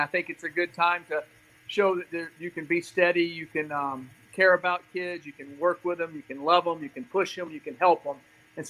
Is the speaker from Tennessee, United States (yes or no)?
yes; Nashville, Tennessee, United States; I'm from Nashville, Tennessee, originally. I moved around a lot, but that's home.